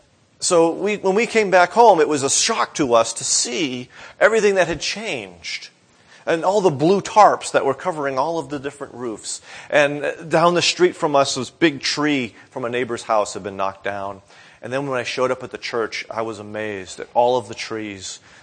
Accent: Northeast, United States; now in Florida, United States; And both my wife and I grew up in the Northeast, and so we thought we understood hurricanes.

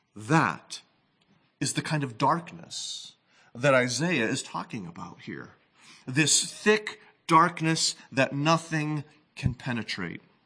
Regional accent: New England, United States; moved away; I, of course, grew up in the Northeast

